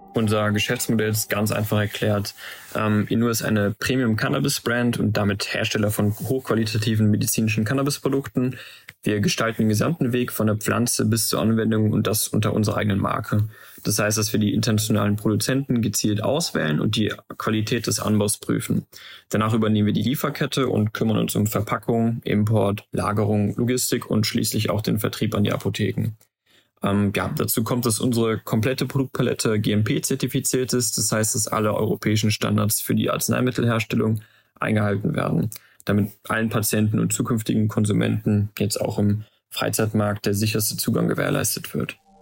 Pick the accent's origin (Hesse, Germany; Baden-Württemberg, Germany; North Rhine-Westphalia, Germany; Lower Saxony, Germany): North Rhine-Westphalia, Germany; Aachen; also born or lived in Maastricht; unserer Heimatstadt Aachen